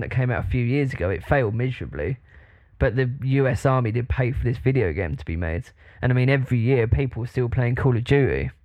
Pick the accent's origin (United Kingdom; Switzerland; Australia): United Kingdom; I'm like proper British